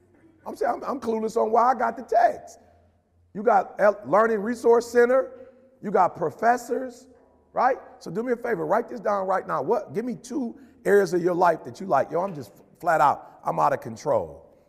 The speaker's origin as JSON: {"language": "English", "town": "Detroit", "region": "Michigan", "country": "United States", "tie": "born or raised there", "also_born_or_lived": "Chicago", "said": "You know how many dudes I grew up in Detroit on the block and Chicago on the block that could talk?"}